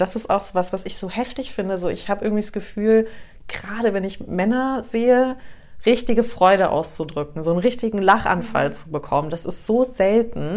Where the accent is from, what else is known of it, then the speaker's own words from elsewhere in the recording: Taunus, Hesse, Germany; now in Munich, Germany; wir sind auch irgendwo da im Taunus mit aufgewachsen.